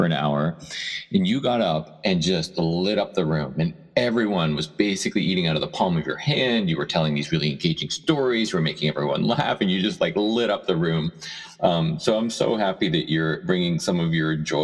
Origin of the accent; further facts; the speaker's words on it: Erie, Pennsylvania, United States; also born or lived in Chicago; now in San Francisco, United States; I grew up in Erie, Pennsylvania